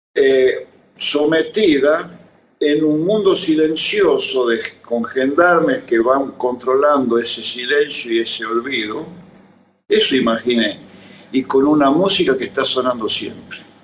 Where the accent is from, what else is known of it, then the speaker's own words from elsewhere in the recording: Tucumán, Argentina; recuerdo una cuna, digamos, social Tucumán que incluyó mucha música con veneración